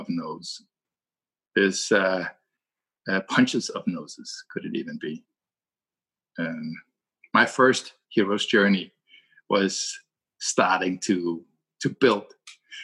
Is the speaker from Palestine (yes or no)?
no; Denmark; English is a second language; And I'm from Denmark.